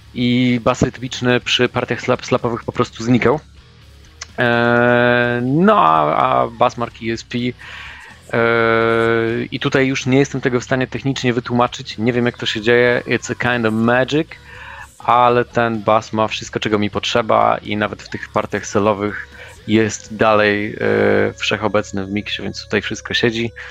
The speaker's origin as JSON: {"language": "Polish", "country": "Germany", "tie": "born or raised there", "moved": "yes", "said": "wychowywałem się w Niemczech"}